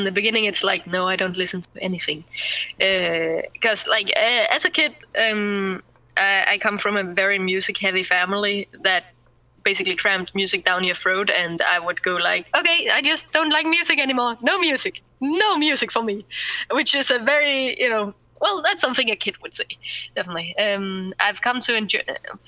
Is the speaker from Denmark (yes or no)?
yes; Zealand, Denmark; English is a second language; also born or lived in Viborg, Jutland / Langeland; I come from Sealand, and I'm there currently